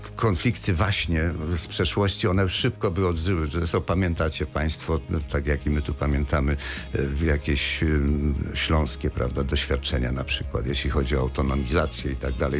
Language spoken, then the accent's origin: Polish; Wrocław, Lower Silesian Voivodeship, Poland; jako wrocławianin